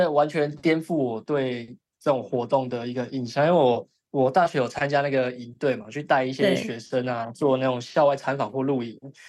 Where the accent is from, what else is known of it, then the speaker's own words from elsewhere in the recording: southern Taiwan, Taiwan; 对，我是南部人